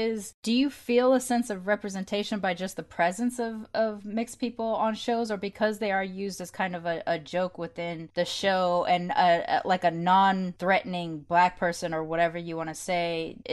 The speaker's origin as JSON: {"language": "English", "country": "United States", "tie": "born or raised there", "said": "being an American born but with British influence in my life because I grew up with my nan"}